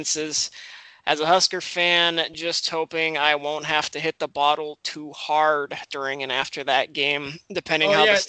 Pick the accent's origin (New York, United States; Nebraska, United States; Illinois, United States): Nebraska, United States; Omaha; moved away as an adult; also born or lived in Georgia; now in Minnesota, United States; I grew up in Omaha.